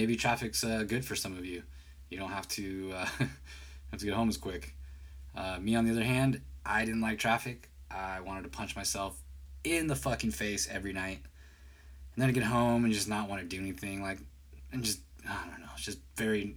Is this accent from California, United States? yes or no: yes; San Jose, California, United States; I am from the Bay Area, California, from San Jose, actually